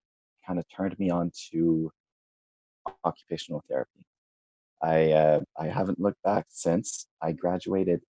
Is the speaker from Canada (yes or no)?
yes; Canada; I'm a Canadian from, I initially studied in Ottawa.